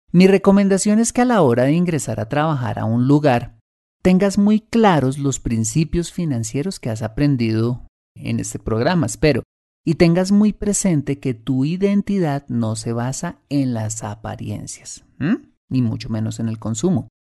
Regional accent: Colombia; como latinos y más precisamente como colombianos

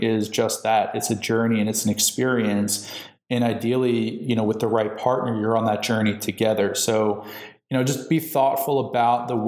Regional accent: New York, United States; now in California, United States; I'm in California now, which is a very different mindset than where I'm from, you know, in New York. And I'm still a New Yorker. I always will be.

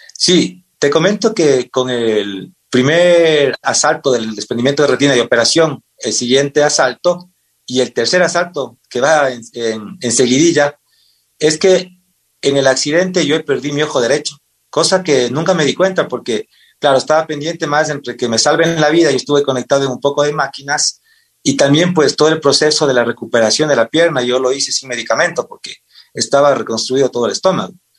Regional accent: Pangua, Cotopaxi, Ecuador; also born or lived in Quevedo, Los Ríos; Yo nací en la provincia de Los Ríos, en Quevedo, y toda mi vida hasta el colegio viví en el corazón en la provincia de, Cotopaxi, en el Cantón Pangua. Ahí estudié la escuela y el colegio.

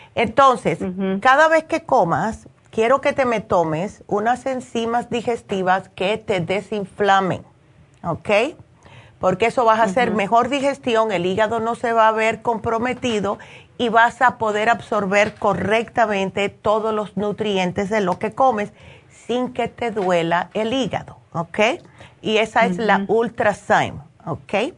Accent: United States; moved away; also born or lived in New Jersey; yo me crié en Nueva York y en New Jersey, que siempre llueve

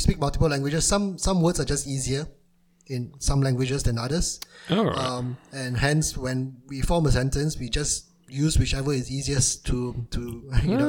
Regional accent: Malaysia; accent: Malaysian Chinese

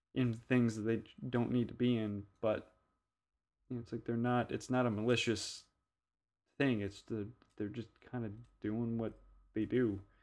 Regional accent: Louisiana, United States; growing up in Louisiana

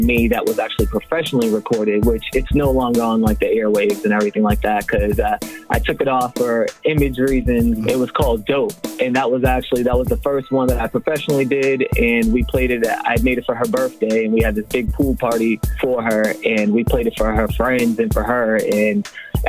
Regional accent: Brockton, Massachusetts, United States; also born or lived in Daytona Beach, Florida; I grew up in Brockton, Massachusetts.

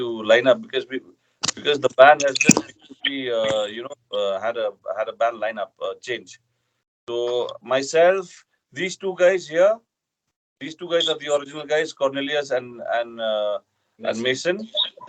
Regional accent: Northeast India, India; we are Dymbur from Northeast India.

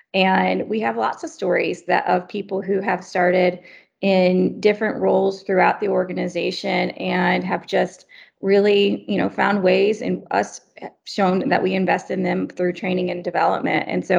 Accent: the South, United States; moved away; also born or lived in Germany; I'm originally from the South.

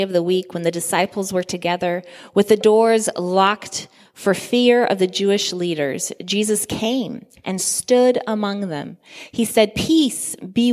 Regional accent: Guinea; I grew up in Guinea, West Africa, in a predominantly Muslim community

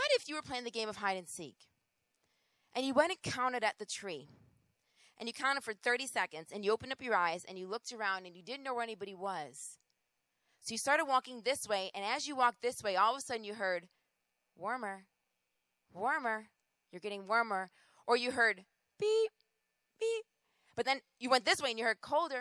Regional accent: Rochester, New York, United States; moved away; also born or lived in Boston; I am originally from Rochester, New York

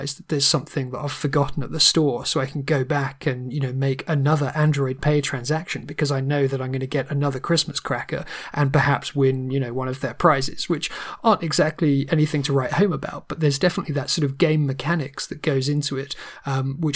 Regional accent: United Kingdom; being British

